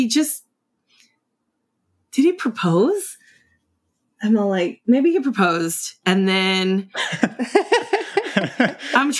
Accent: California, United States; also born or lived in East St. Louis, Illinois; the day after I turned one, my mom took me on a plane to California

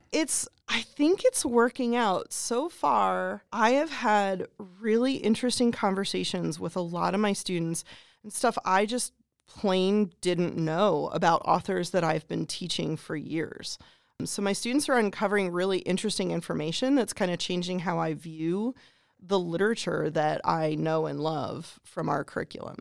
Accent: Pennsylvania, United States; moved away as an adult; now in Greene County, United States; I grew up in Pennsylvania

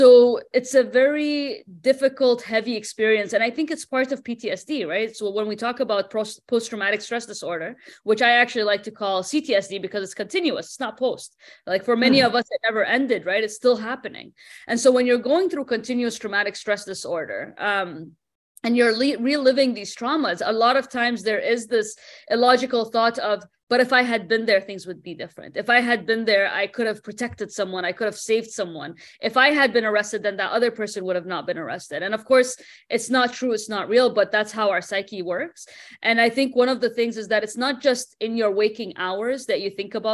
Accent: Denmark; moved away; also born or lived in Bahrain; I didn't grow up in Bahrain, right? I grew up in Denmark.

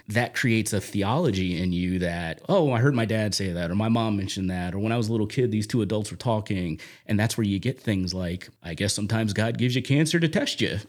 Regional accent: Magnolia, New Jersey, United States; also born or lived in Dudley, Massachusetts; now in Sutton, Massachusetts, United States; I grew up in South Jersey, right outside of the Camden area, if you're familiar with that area. Small little town called Magnolia

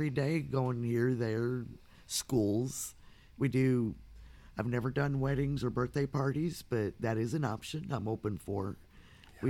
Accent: Otter Lake, Michigan, United States; also born or lived in Missouri; now in Scott City, United States; I'm originally from Otter Lake, Michigan. I've lived in Missouri for over 30 years, so it's my home

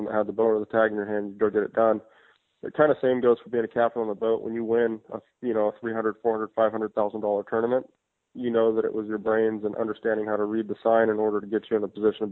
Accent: Hawaii, United States; I was born in Hawaii in 1978. And, you know, I was always raised around fishing for big blue marlin

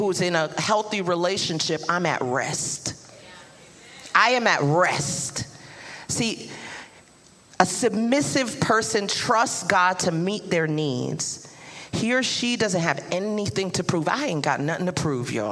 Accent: New York City, New York, United States; that Brooklyn will come out real quick

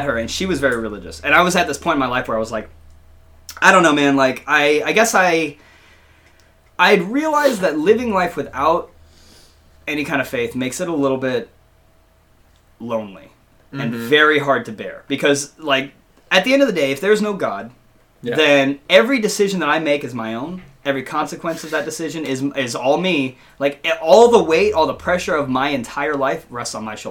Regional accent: the South, United States; growing up in the South

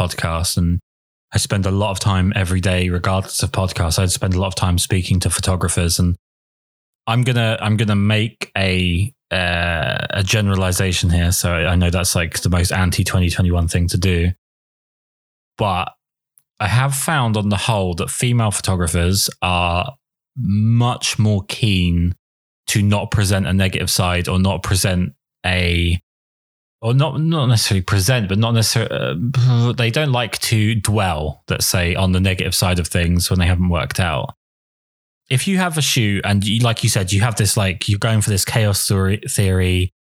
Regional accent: England, United Kingdom; I'm English

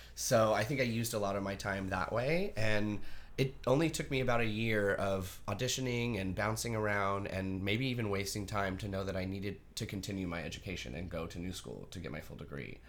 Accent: Artesia, New Mexico, United States; moved away as an adult; also born or lived in Roswell, New Mexico / New York; I was officially born in Roswell, New Mexico. I was raised in a really small town called Artesia

